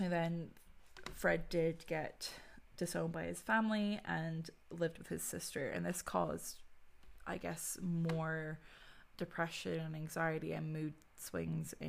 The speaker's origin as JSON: {"language": "English", "country": "Ireland", "tie": "born or raised there", "said": "growing up in Ireland"}